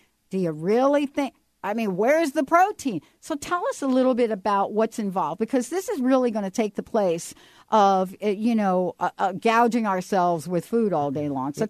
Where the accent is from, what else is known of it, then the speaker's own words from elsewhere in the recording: New York, United States; I grew up with cockroaches because I grew up in New York.